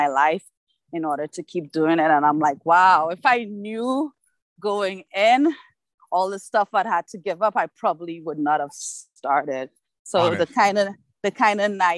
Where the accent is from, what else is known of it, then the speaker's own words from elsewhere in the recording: Trinidad & Tobago; also born or lived in Canada; now in Toronto, Canada; I am from Trinidad.